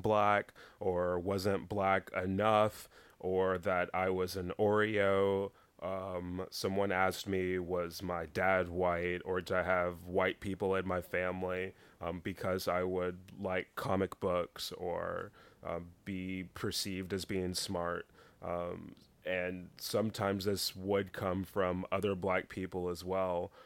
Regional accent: Dallas, Texas, United States; mainly Dallas, a little small country town in East Texas, but most of my growing up was in Dallas

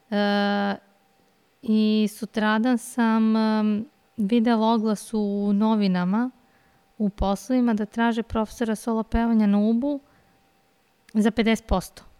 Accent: Belgrade, Serbia; Kao rođena Beograđanka.

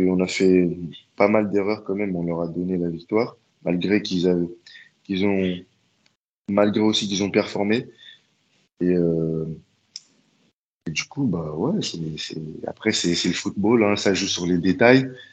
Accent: Paris, Île-de-France, France; moved away as an adult; now in Hamburg, Germany; je viens de Paris

